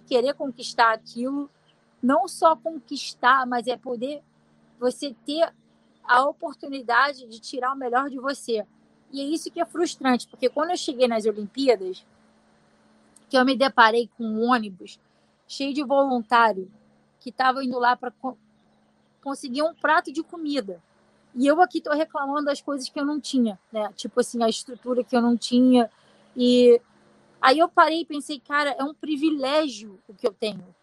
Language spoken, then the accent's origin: Portuguese; Rio de Janeiro, Brazil; now in United States; eu sou brasileira, sou carioca